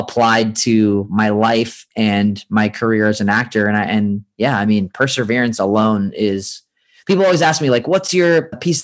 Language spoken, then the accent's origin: English; San Francisco, California, United States; moved away as an adult; now in Los Angeles, United States; I grew up in Northern California. So in San Francisco